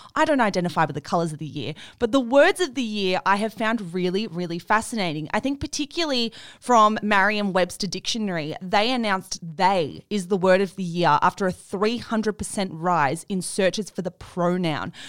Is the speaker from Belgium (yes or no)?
no; Australia; as an Australian